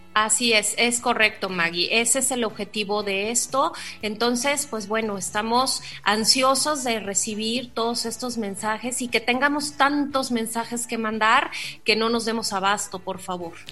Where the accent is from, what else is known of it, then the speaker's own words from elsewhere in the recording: Mexico; como mexicanos